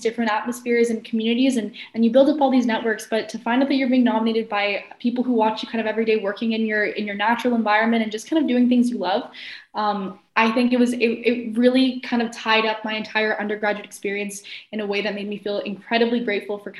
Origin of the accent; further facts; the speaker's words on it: Ottawa, Ontario, Canada; now in Kingston, Canada; I'm originally from Ottawa